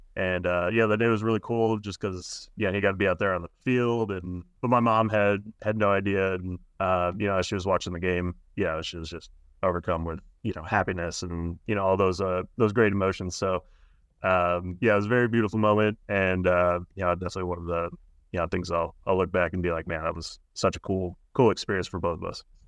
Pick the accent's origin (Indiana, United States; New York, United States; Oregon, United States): Indiana, United States; moved away; also born or lived in California; I'm from Indiana